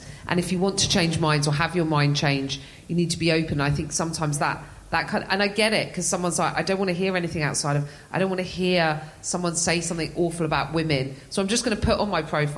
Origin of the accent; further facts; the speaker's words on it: England, United Kingdom; I'm English.